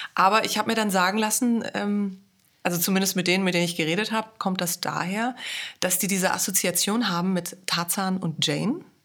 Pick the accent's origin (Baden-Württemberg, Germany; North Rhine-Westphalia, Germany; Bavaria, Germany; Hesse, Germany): Hesse, Germany; first language German; moved away as an adult; also born or lived in Vienna, Austria; Ich bin in Hessen geboren und aufgewachsen